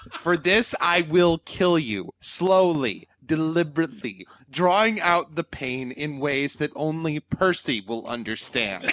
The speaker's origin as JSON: {"language": "English", "country": "New Zealand"}